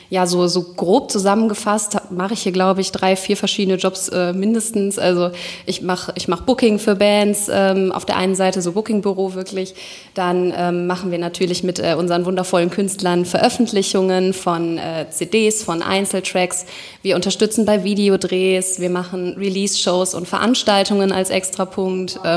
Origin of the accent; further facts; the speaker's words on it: Cologne, North Rhine-Westphalia, Germany; born there; also born or lived in Nuremberg; ich bin in Köln in der Uniklinik geboren. Tatsächlich auch durch einen Zufall.